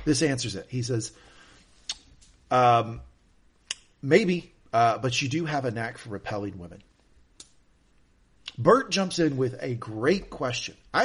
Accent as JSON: {"language": "English", "region": "the South", "country": "United States", "tie": "born or raised there", "said": "where I grew up in the South"}